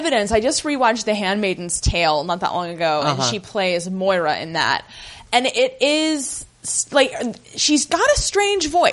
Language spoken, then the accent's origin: English; Ohio, United States; moved away; we are both from Ohio originally.